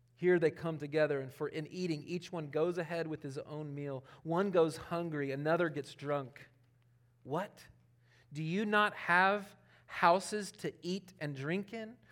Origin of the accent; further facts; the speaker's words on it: Charlotte, North Carolina, United States; moved away; also born or lived in Elberton, Georgia; I'm from Charlotte.